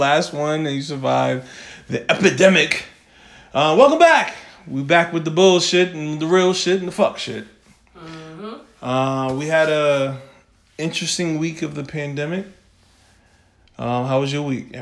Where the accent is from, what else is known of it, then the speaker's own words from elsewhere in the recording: New York, United States; I'm from New York